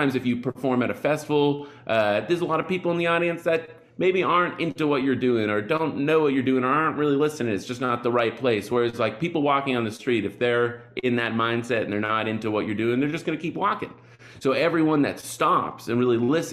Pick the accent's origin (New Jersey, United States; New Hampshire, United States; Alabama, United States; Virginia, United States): New Hampshire, United States; Bedford; moved away as an adult; also born or lived in Boston, Massachusetts; now in Brooklyn, United States; I grew up in Bedford, New Hampshire.